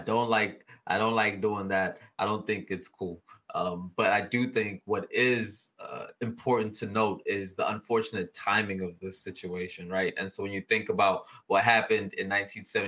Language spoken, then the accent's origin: English; South Africa; I am South African